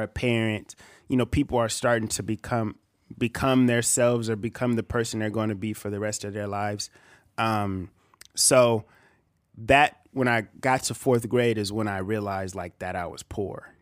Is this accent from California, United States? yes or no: yes; Bakersfield, California, United States; also born or lived in Visalia, California; I'm from Visalia, But I moved to Bakersfield when I was probably, like, um, in kindergarten